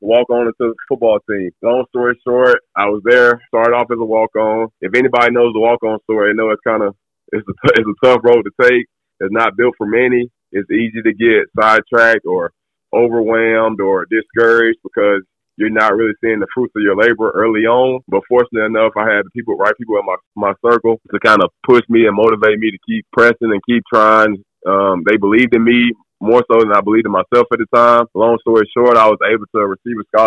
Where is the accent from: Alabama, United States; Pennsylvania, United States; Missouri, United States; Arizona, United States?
Alabama, United States; Wetumpka; I grew up in Alabama, pretty much raised in Alabama as well. A little town right outside of Montgomery called Wetumpka